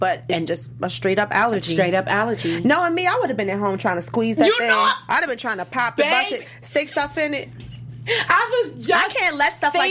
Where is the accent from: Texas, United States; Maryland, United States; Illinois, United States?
Maryland, United States; Baltimore; I'm from Baltimore.